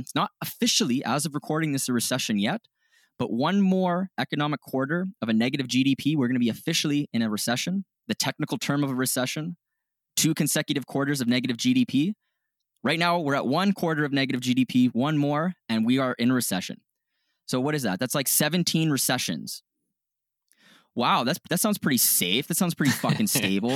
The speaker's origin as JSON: {"language": "English", "country": "Canada", "said": "we're Canadian"}